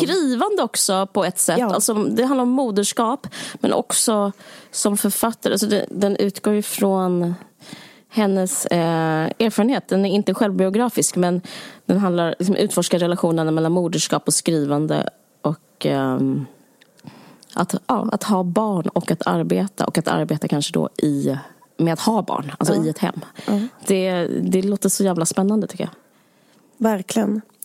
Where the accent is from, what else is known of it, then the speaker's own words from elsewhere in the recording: Sweden; Som svensk